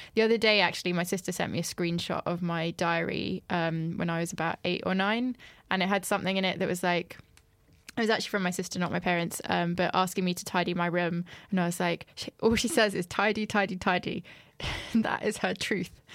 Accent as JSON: {"language": "English", "country": "France", "tie": "born or raised there", "moved": "yes", "said": "I grew up in France"}